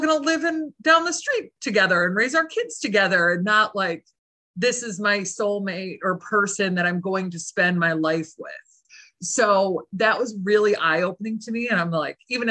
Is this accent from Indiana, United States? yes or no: no; Michigan, United States; also born or lived in Boston; I'm from Michigan originally